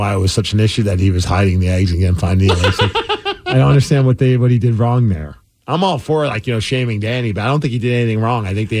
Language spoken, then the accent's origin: English; Seattle, Washington, United States; born there; And I was born in Seattle.